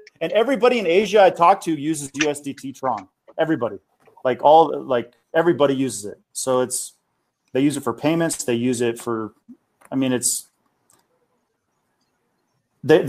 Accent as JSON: {"language": "English", "country": "United States", "said": "I'm American"}